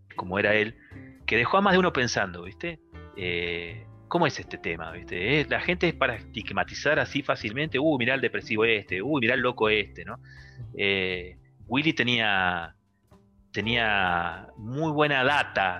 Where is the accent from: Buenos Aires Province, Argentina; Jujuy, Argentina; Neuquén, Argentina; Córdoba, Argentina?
Neuquén, Argentina; nosotros que somos acá de Neuquén